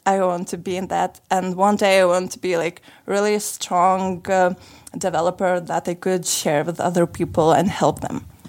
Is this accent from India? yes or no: no; Lithuania; moved away as an adult; now in Sofia, Bulgaria; I am originally from Lithuania and for two last months I'm living in here in Bulgaria in Sofia